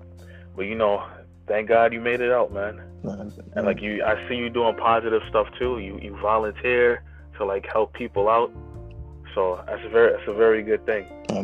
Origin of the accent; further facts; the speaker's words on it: Brooklyn, New York, United States; I'm a … guy, but and I'm from Brooklyn.